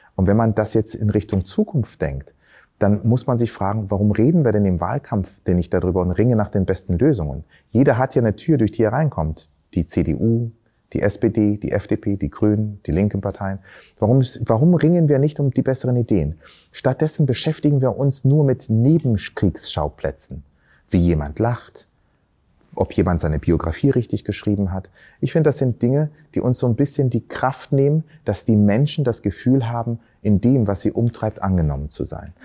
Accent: Berlin, Germany; also born or lived in Tanzania; ursprünglich aus Tansania, bin aber hier in Berlin aufgewachsen

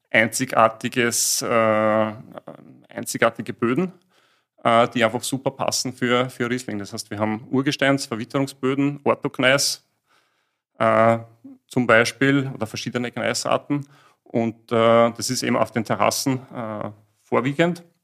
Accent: Lower Austria, Austria; ja, wo kommen wir her? Wir kommen aus der Wachau, aus Österreich. Äh, und machen dort auch ein bisschen Wein.

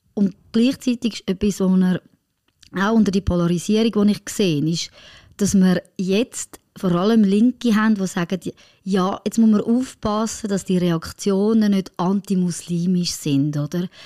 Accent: France; moved away; meine Familie, die in Frankreich lebt

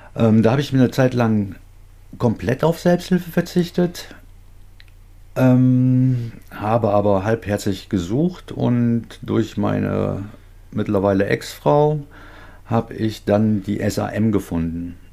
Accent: North Rhine-Westphalia, Germany; Ich komme aus Nordrhein-Westfalen, ein bisschen weiter von dir entfernt

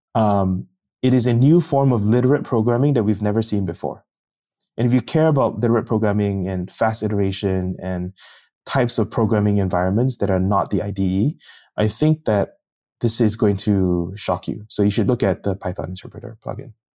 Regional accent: Singapore; moved away; I'm from Singapore, and that means you have to kinda go back and work in a s-, civil service.

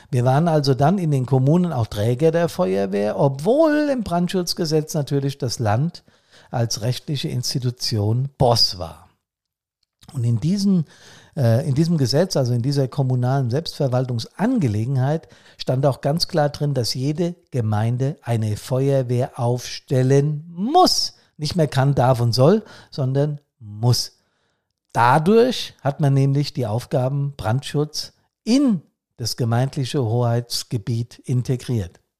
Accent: Hesse, Germany; Bei uns hier in meinem Heimatbundesland Hessen zum Beispiel trat am 10.11.1960 das sogenannte BRSHG.

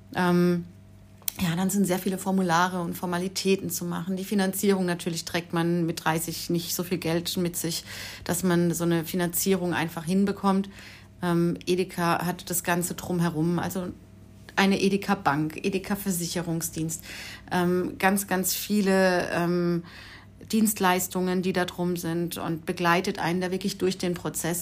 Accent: Mannheim, Baden-Württemberg, Germany; moved away as an adult; also born or lived in Stuttgart; now in Herrenberg, Germany; komme ursprünglich aus Mannheim, echte Mannheimer Schlappgosch.

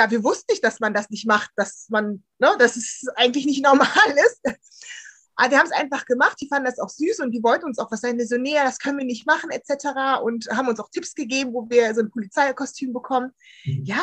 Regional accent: Bonn, North Rhine-Westphalia, Germany; Also ich bin ja im Bonner Umfeld aufgewachsen und da ist ja Karneval ganz groß.

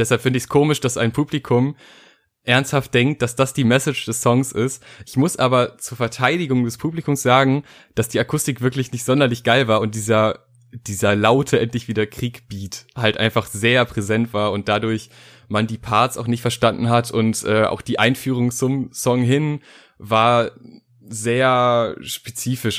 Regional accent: North Rhine-Westphalia, Germany; ich äh, bin aus NRW und bin nach Berlin gefahren

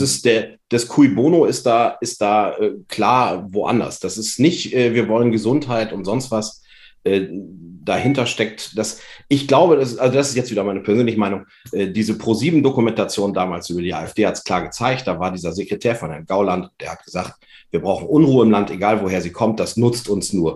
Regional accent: Vechta, Lower Saxony, Germany; Ich komme aus Fechter

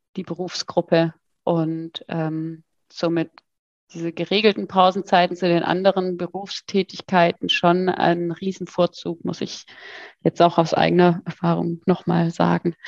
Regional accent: Freiburg, Baden-Württemberg, Germany; ich komme ja aus Freiburg

